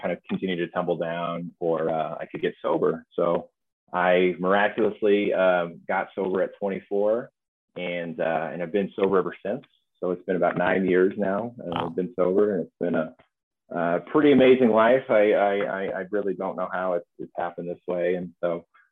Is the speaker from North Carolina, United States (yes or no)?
no; Austin, Texas, United States; I did a lot of my growing up in Austin, Texas, mostly in the hill country